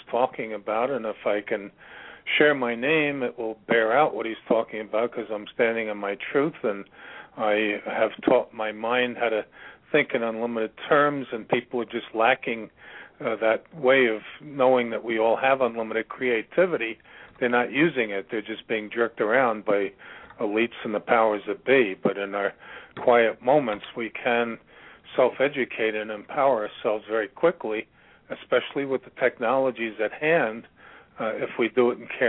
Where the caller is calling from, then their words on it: Virginia, United States; I'm calling from Virginia.